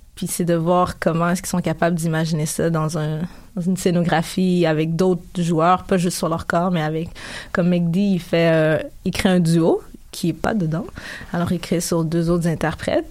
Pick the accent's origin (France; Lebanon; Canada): Canada; also born or lived in Africa; Quand je suis arrivée au Canada, en fait, j'avais 5 ans.